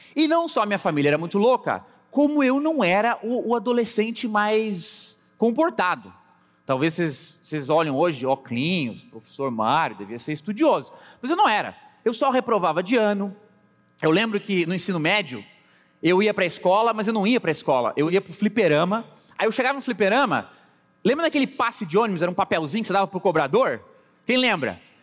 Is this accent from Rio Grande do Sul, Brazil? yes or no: yes; Pelotas, Rio Grande do Sul, Brazil; moved away; also born or lived in Londrina, Paraná; Sim, eu sou pelotense, nasci no Rio Grande do Sul.